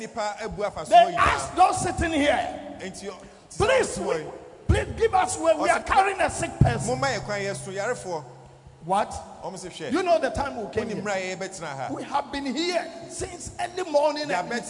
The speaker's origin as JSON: {"language": "English", "country": "Nigeria", "said": "I came from Nigeria."}